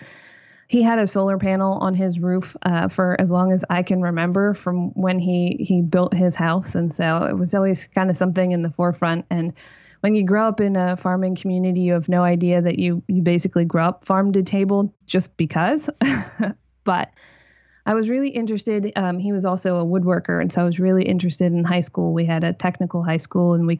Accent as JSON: {"language": "English", "town": "Lancaster", "region": "Pennsylvania", "country": "United States", "tie": "born or raised there", "said": "I grew up in Pennsylvania"}